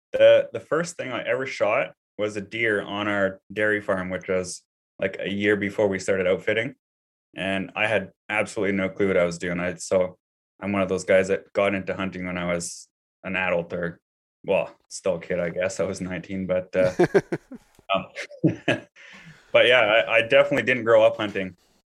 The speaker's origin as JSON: {"language": "English", "region": "British Columbia", "country": "Canada", "tie": "born or raised there", "said": "So I grew up here in British Columbia, and, I grew trees growing up. That's my family business"}